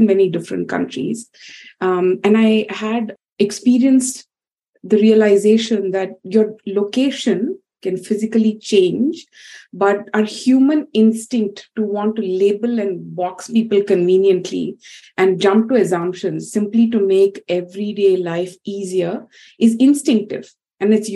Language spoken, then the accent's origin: English; India; growing up in India, which is really, they say it's a country of multiple centuries at once